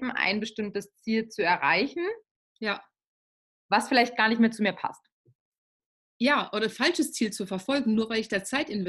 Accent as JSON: {"language": "German", "region": "Baden-Württemberg", "country": "Germany", "said": "Ja, also ich komme ja aus Baden-Württemberg."}